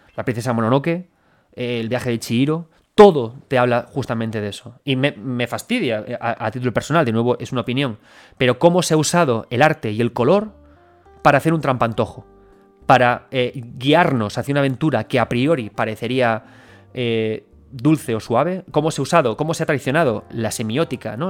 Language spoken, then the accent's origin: Spanish; Galicia, Spain; soy gallego